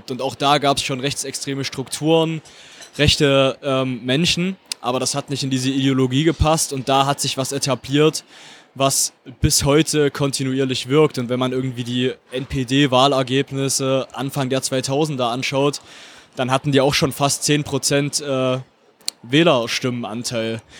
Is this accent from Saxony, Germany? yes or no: yes; Zwickau, Saxony, Germany; beispielsweise in Zwickau heutzutage Akteure noch aktiv sind, die damals den NSU unterstützt haben in meiner Heimatstadt